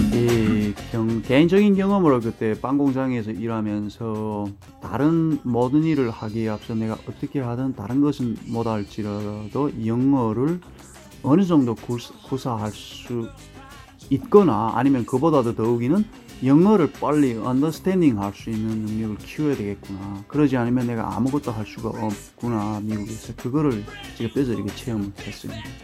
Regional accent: North Korea; now in United States

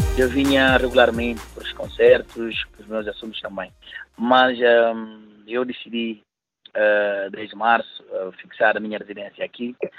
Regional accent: Guinea-Bissau; now in Paris, France; eu enquanto guineense

